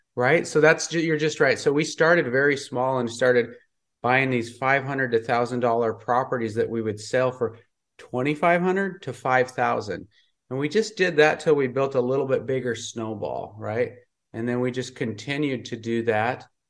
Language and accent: English; Montana, United States; moved away; also born or lived in California; I grew up in Montana, I was living in California